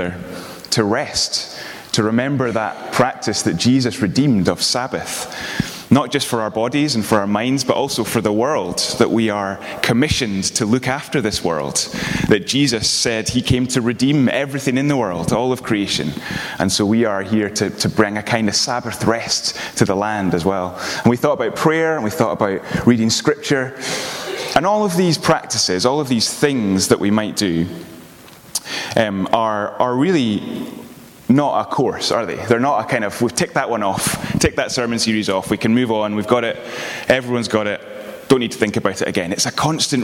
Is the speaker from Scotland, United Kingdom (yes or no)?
yes; Edinburgh, Scotland, United Kingdom; moved away as an adult; also born or lived in Aberdeen; now in Glasgow, United Kingdom; I do live in Glasgow. I am originally from Edinburgh